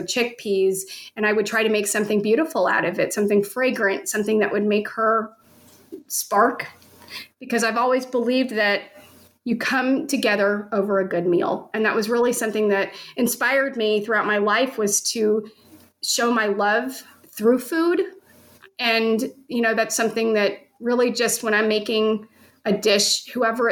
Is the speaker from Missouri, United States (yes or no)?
yes; St. Louis, Missouri, United States; I was born and raised in St. Louis